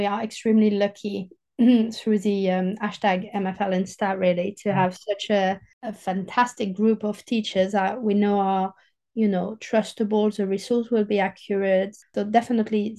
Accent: southern France, France; accent: southern French; English is a second language; moved away; I'm a proper French southerner with my accent and my, you know, I say chocolatine

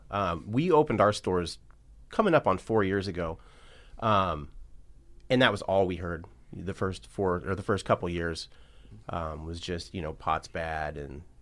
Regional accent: Medford, Oregon, United States; Uh, originally, I'm from Medford, Oregon, um, but I'm a nomad. I've been all over.

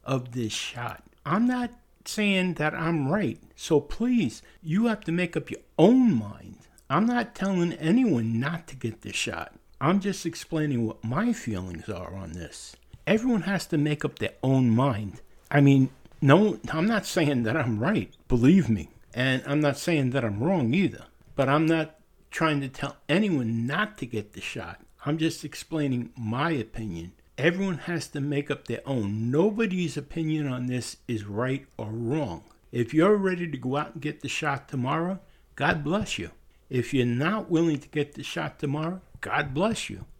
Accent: New York, United States; moved away; also born or lived in Pennsylvania / Anderson, South Carolina; I was born and raised in New York

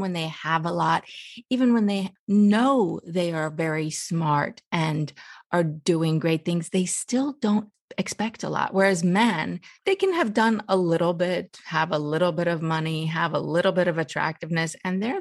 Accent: United States; also born or lived in Iran; And I was born in Iran. I lived my whole life in America, but I was born in Iran.

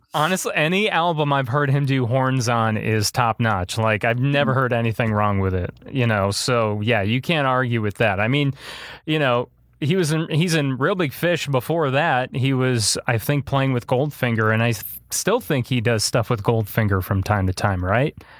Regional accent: Illinois, United States; my hometown area that I live in, in, in Illinois

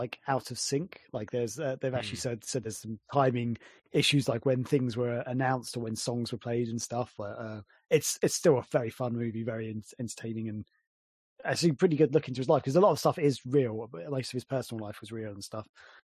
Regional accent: England, United Kingdom; I'm English.

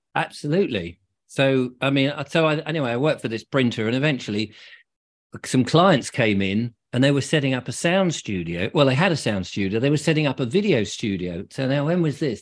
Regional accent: England, United Kingdom; being English

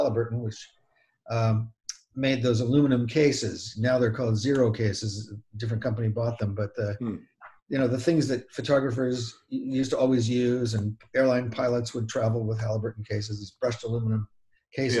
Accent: Burbank, California, United States; also born or lived in Glendale, California / Sonora, California; I grew up in Burbank

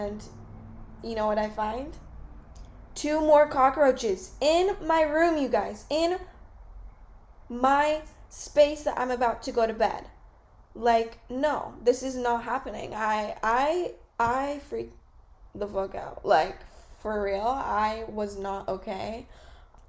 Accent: California, United States; moved away as an adult; I'm from California

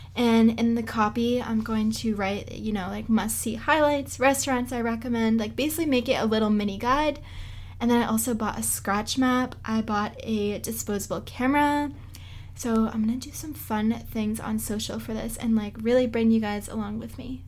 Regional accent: Boston, Massachusetts, United States; I am from Boston, so I'm New England born and raised

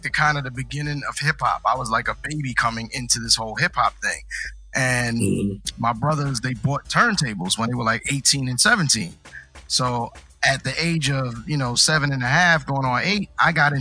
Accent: New York City, New York, United States; moved away; also born or lived in Long Island; I was born in Brooklyn, so I'm a Brooklyn native

